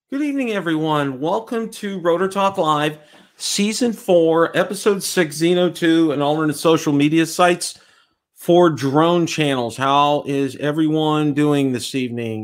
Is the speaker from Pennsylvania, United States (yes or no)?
yes; Pittsburgh, Pennsylvania, United States; now in Tampa, United States; I am from Pittsburgh.